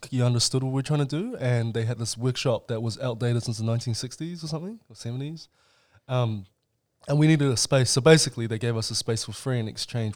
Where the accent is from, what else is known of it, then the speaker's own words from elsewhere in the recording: New Zealand; also born or lived in China; we were Chinese immigrants, uh, to New Zealand, and I, we came here in nineteen ninety-five, so I would have been five years old.